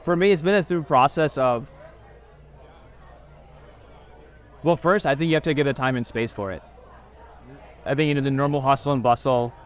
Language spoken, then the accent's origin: English; Kansas City, United States; growing up in Kansas City, being around Indians, being around Americans